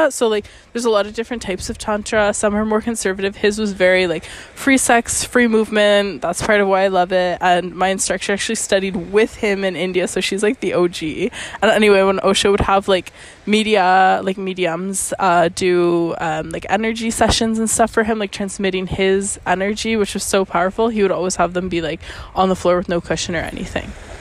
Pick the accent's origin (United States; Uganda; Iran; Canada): Canada; now in Venice, Italy; my Canadian ass